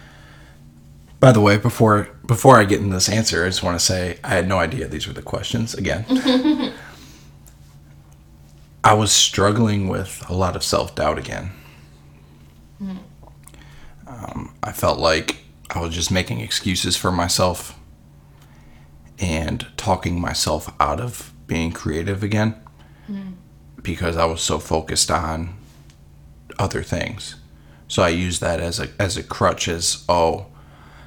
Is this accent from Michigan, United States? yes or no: yes; Clinton Township, Michigan, United States; right now I'm stationed in my hometown of Clinton Township